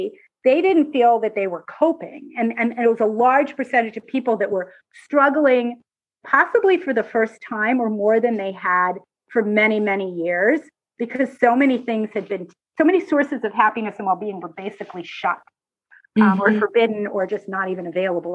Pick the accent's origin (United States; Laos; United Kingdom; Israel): Israel; I'm Israeli